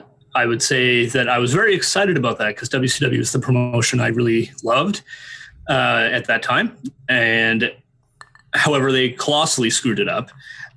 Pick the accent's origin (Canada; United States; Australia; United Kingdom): Canada; as a Canadian, growing up